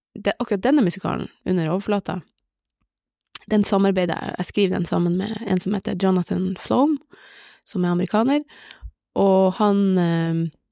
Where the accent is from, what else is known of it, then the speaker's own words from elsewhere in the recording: Bodø, Nordland, Norway; also born or lived in Oslo / Hammerfest; jeg er fra Bodø.